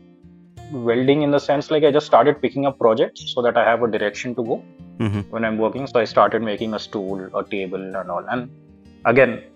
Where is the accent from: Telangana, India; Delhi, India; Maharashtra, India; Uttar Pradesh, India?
Telangana, India; Hyderabad; I'm born and raised in Hyderabad, spent all of my life here.